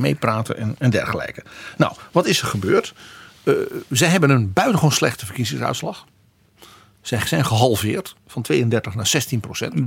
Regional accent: Netherlands; bij ons in Brabant en Limburg

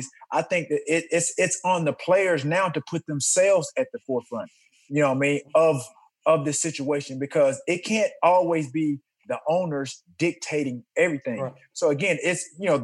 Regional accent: Alabama, United States; also born or lived in Chattanooga, Tennessee; I'm Alabama over here

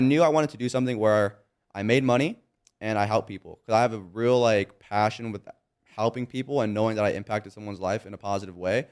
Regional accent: Monrovia, California, United States; I grew up in Monrovia, California. It's a small little town, kinda close to Pasadena.

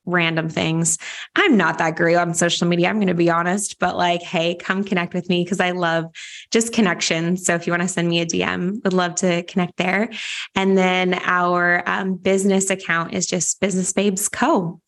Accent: Vancouver, British Columbia, Canada; my hometown of Vancouver, Canada

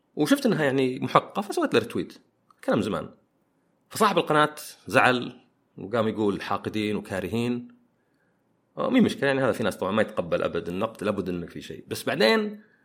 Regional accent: Saudi Arabia; أنا سعودي وعربي

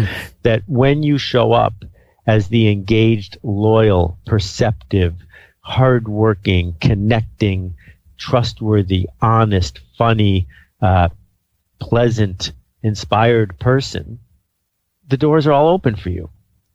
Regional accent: Algonquin Park, Ontario, Canada; I mean, I grew up in Algonquin Park, about 100 miles from where you are right now.

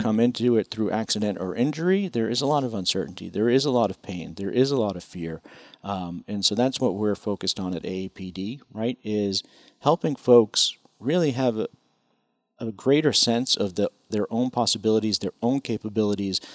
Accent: Chelmsford, Massachusetts, United States; now in Washington, D.C., United States; I grew up in Chelmsford

